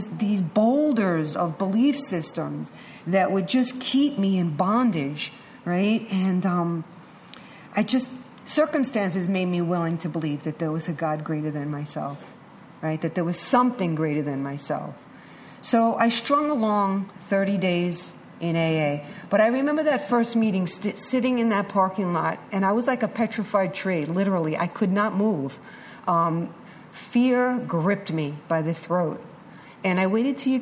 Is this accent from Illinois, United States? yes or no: no; New York City, New York, United States; I'm a chick from Manhattan.